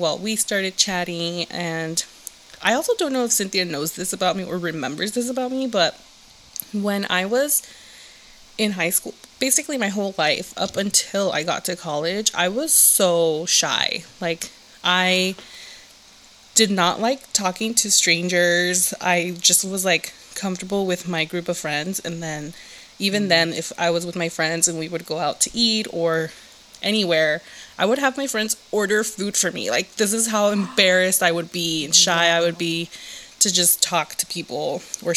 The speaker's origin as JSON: {"language": "English", "town": "Los Angeles", "region": "California", "country": "United States", "tie": "born or raised there", "moved": "as an adult", "lives_now": "Bay Area, United States", "said": "I'm originally from Southern California, aka the Valley, aka 818. And I was born and raised down in the Valley"}